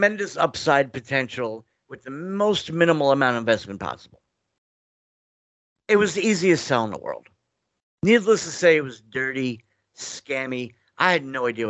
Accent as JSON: {"language": "English", "region": "New York", "country": "United States", "said": "Being a New Yorker"}